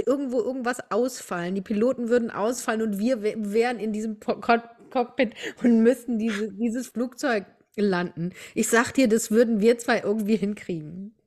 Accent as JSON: {"language": "German", "country": "Germany", "said": "hier bei uns in Deutschland"}